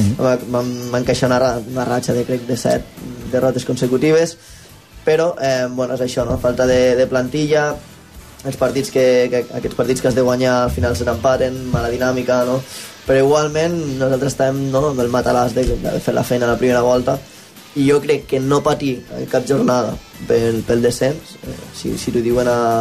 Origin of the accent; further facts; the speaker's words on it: Móra la Nova, Catalonia, Spain; al ser el meu poble